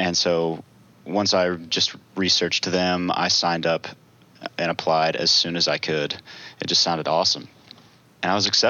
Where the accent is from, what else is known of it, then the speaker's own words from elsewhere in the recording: Franklin, Tennessee, United States; also born or lived in Chattanooga, Tennessee; I grew up right around Middle Tennessee in Franklin